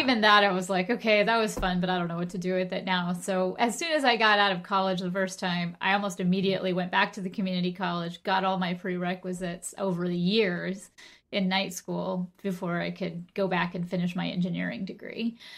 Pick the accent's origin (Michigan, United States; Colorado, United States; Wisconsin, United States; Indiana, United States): Colorado, United States; Golden; moved away; I grew up in Golden, Colorado with my mom and, uh, my two sisters and my grandmother